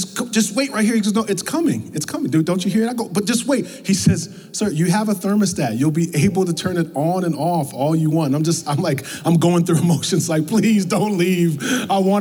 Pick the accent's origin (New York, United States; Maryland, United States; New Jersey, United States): New York, United States; moved away; also born or lived in the South; I'm from New York